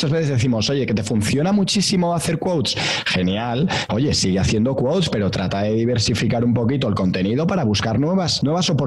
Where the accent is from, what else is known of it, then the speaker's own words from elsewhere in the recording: Galicia, Spain; es de mi tierra